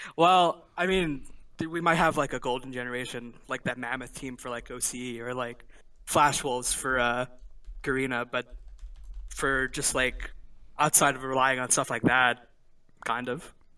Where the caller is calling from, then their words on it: Ithaca, New York, United States; I'm calling from Ithaca, New York